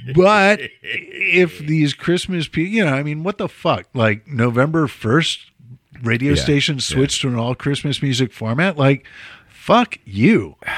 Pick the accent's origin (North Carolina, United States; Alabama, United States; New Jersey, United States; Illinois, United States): Illinois, United States; Chicago; moved away; born and bred, raised as a Chicago Jew